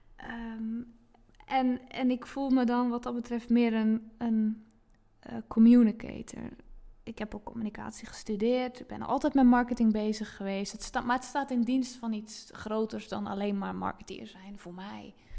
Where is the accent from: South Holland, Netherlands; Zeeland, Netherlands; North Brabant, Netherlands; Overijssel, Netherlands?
Zeeland, Netherlands; Zeelandic Flanders, Netherlands; moved away as an adult; now in Zandvoort area, Netherlands; ik heb dus 30 jaar in zuid vlaanderen gewoond en. Ehm, dus dat is eh, het stuk van Zeeland wat tegen België aangeplakt zit